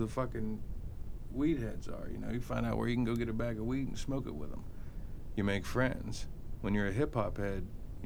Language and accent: English; California, United States; growing up in California